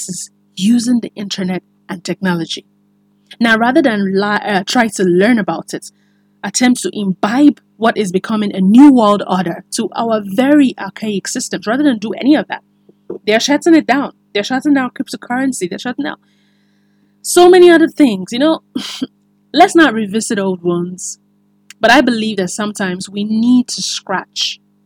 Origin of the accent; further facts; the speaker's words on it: Nigeria; as a Nigerian